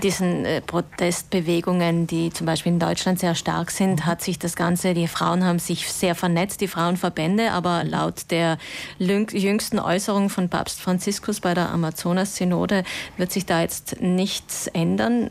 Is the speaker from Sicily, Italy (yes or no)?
no; South Tyrol, Trentino-Alto Adige, Italy; so wie die katholische Männerbewegung bei uns in Südtirol